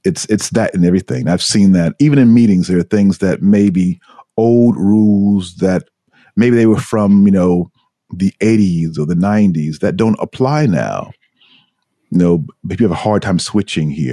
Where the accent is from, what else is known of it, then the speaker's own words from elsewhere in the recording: United States; moved away as an adult; also born or lived in New York City; now in Tokyo, Japan; as an American